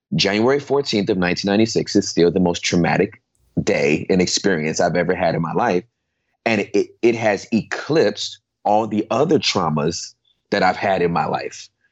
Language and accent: English; Inglewood, California, United States; I was born and raised in Southern California uh, in Inglewood